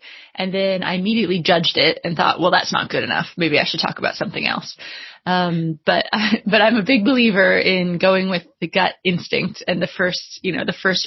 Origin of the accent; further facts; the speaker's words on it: United States; moved away as an adult; also born or lived in Washington, D.C.; now in London, United Kingdom; I'm originally American, although I live in London now